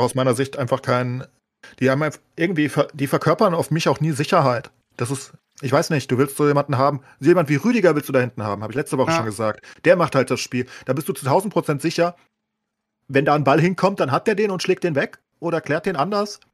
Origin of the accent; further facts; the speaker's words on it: Germany; als Deutsche